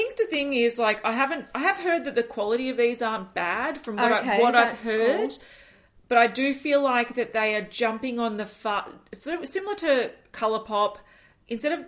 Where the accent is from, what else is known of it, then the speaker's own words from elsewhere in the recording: Australia; As an Australian